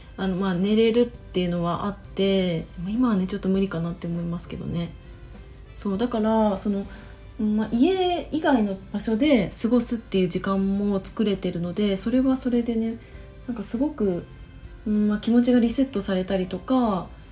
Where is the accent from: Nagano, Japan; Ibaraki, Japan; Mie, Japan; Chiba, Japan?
Chiba, Japan; moved away as an adult; also born or lived in Tokyo; 私は、ま千葉出身だし二十歳までは千葉で過ごして